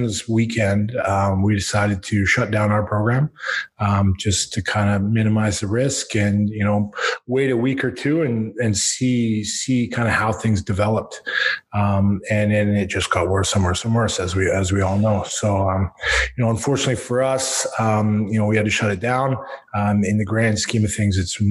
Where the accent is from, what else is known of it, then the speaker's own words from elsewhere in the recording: Squamish, British Columbia, Canada; Growing up in Squamish, there was no organized rugby here on the West Coast